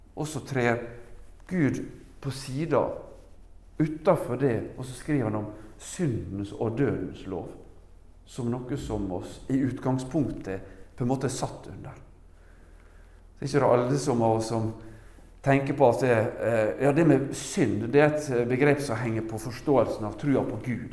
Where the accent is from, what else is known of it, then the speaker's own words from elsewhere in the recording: Norway; Jeg er jo norsk